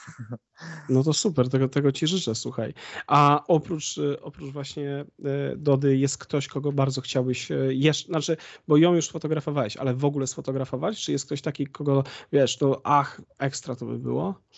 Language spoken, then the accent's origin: Polish; Konin, Greater Poland, Poland; moved away as an adult; now in Bydgoszcz, Poland; ja pochodzę z Konina, wiesz, y, a mieszkam póki co w Bydgoszczy